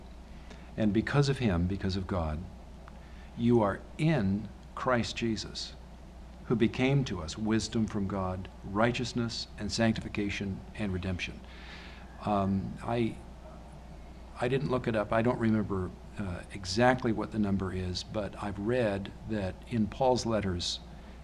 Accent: United States; I'm an American

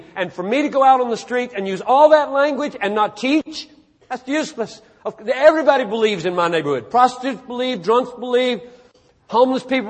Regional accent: the South, United States; now in Minneapolis, United States; I grew up in the South

